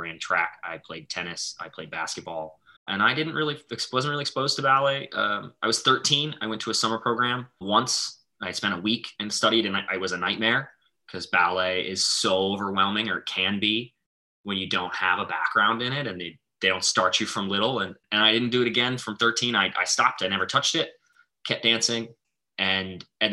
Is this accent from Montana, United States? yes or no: yes; Montana, United States; now in Boston, United States; Where I grew up in Montana